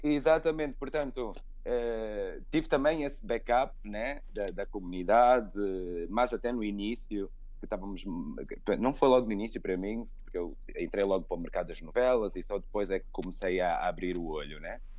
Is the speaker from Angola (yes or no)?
yes; Angola; also born or lived in United States; now in Portugal; Eu nasci em Portugal, só que sou filho de angolanos. E os meus pais, pronto, regressaram logo para Angola e eu, e eu cresci